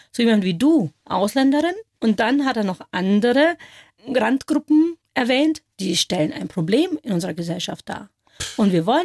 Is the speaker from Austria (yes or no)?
no; India; Und wenn ich dann vielleicht mal freundlicherweise sage aus Indien